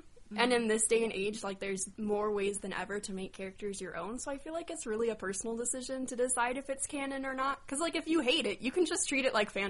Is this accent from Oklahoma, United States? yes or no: no; California, United States; I'm from California.